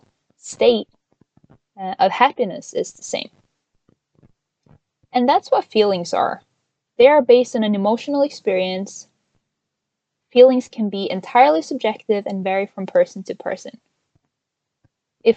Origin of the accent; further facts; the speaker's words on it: Norway; moved away as an adult; now in United States; I am originally from Norway. I moved to the US with my husband last year